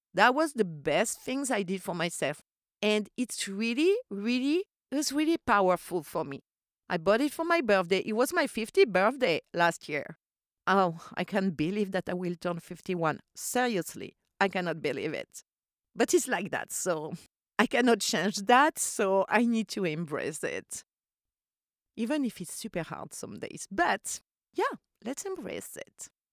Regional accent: Corsica, France; English is a second language; moved away; I grew up in Corsica

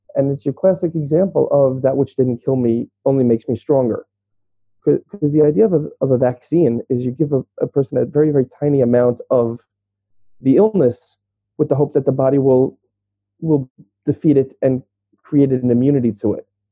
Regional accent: New York City, New York, United States; moved away as an adult; now in Israel; I grew up in Brooklyn, New York

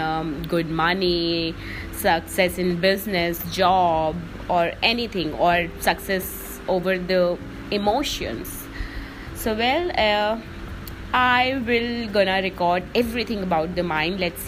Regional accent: Delhi, India; I'm author, speaker, and you know, life and mind coach, and I'm from Delhi

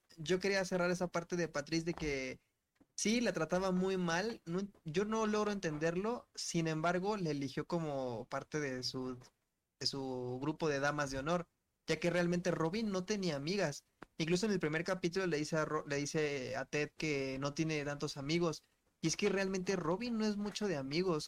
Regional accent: Mexico City, Mexico; nosotros de aquí de How Major More Latinoamérica, todos somos de la Ciudad de México

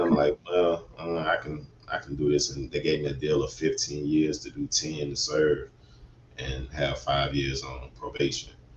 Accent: Atlanta, Georgia, United States; I was born and raised in Atlanta, Georgia. Yes, yes, uh, west side of Atlanta

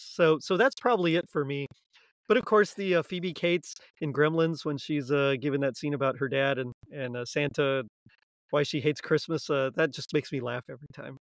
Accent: South Texas, United States; also born or lived in Houston, Texas / Arlington, Texas; I'm from Texas. I was South Texas

